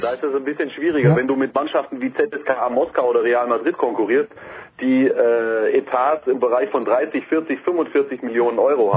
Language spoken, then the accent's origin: German; Ehingen, Baden-Württemberg, Germany; Ich komme aus Ehingen, Ehingen, 25.000 Einwohner, etwa 25 Kilometer südwestlich gelegen von Ulm